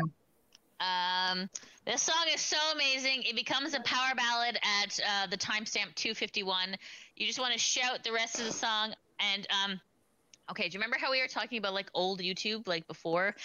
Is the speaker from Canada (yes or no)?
yes; Canada; I'm Italian, but I'm also Canadian